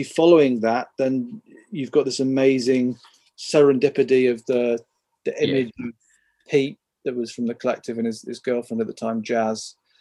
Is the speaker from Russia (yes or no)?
no; Midlands, United Kingdom; I grew up in the Midlands, like in a small town nearish the countryside.